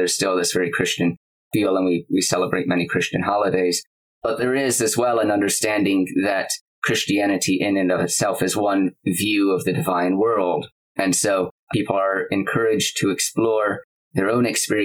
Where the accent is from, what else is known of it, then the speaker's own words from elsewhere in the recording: United States; moved away as an adult; now in Manchester, United Kingdom; I'm from the States. I was raised as a Unitarian in the US